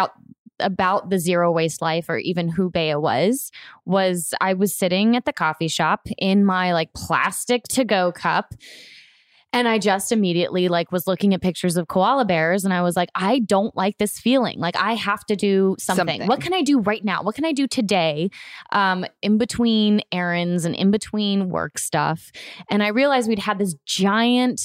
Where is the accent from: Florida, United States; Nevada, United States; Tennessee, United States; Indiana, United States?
Florida, United States; I grew up in Florida